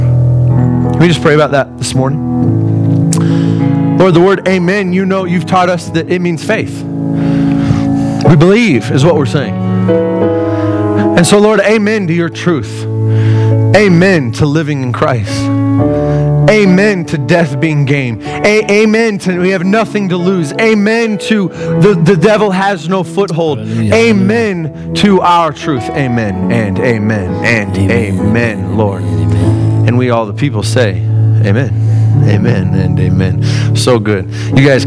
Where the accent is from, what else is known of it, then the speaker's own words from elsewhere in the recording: United States; as an American